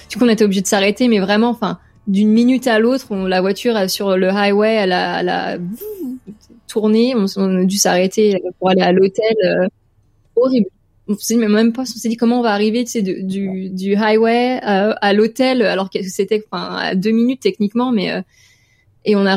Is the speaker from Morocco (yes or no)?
no; France; moved away; au moment où je suis partie de la France